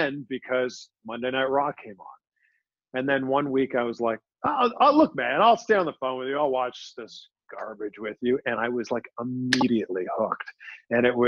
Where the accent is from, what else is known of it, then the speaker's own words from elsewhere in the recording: Pickering, Ontario, Canada; moved away as an adult; also born or lived in Toronto, Canada / Cleveland, United States; now in Miami, United States; my actual hometown, which is Pickering, Ontario, just east of Toronto.